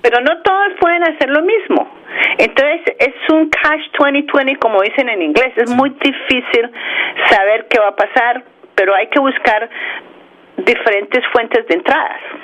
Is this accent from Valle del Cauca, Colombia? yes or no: no; Bogotá, Colombia; also born or lived in Morris County, New Jersey; now in New Jersey, United States; Yo nací en Bogotá, Colombia